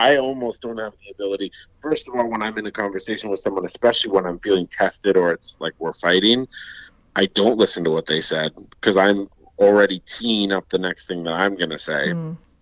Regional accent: Colorado, United States; I grew up in Colorado where there's forest fires every year

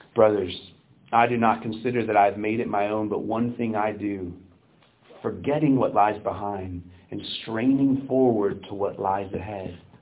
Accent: United States

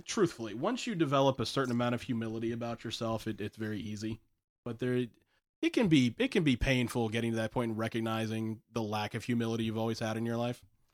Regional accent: the South, United States; I'm from the South

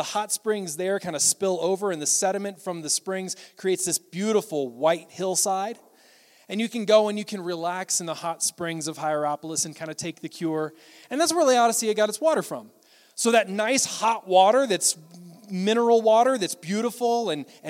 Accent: Tennessee, United States; I'm from Tennessee

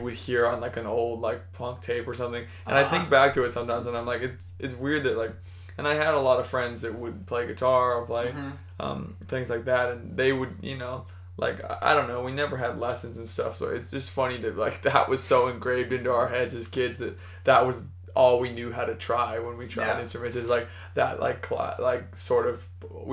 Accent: Orange, California, United States; now in Long Beach, United States; We grew up in Old Town Orange, which is essentially this center of Orange County where all the orange groves used to be

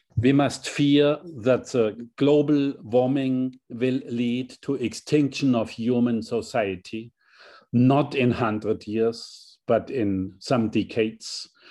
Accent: Hammelburg, Bavaria, Germany; as a chancellor for my small hometown, seven thousand inhabitants in Hammelburg, a very small town

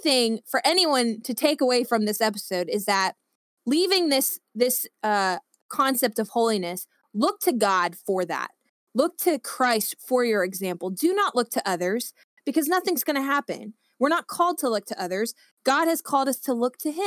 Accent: the South's Bible Belt, United States; growing up in the South's Bible Belt

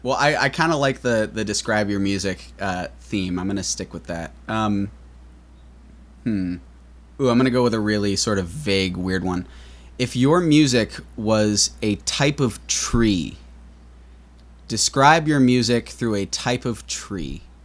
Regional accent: New York City, New York, United States; I grew up in New York City, uh, born and raised

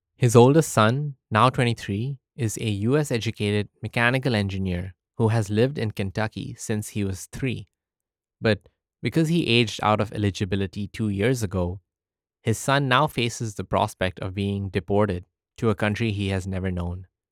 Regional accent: United Arab Emirates; moved away as an adult; now in United States; I was born in the United Arab Emirates, or the U A E, to Indian parents. I spent eighteen years of my life in the U

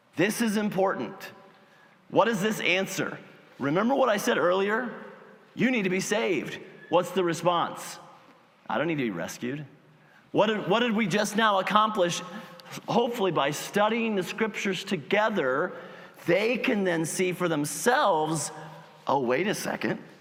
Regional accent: United States; As Americans

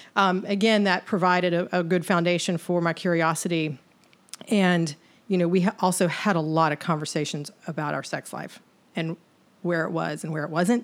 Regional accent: the South, United States; born and raised in the South. And as a woman who grew up here

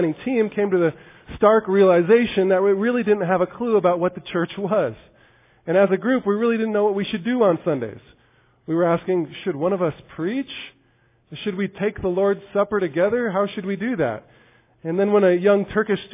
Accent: United States; As American evangelicals

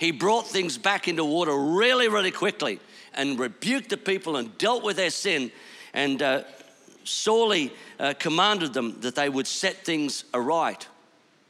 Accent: Bundaberg, Queensland, Australia; moved away; I am a Bundy boy. I grew up in Bundaberg

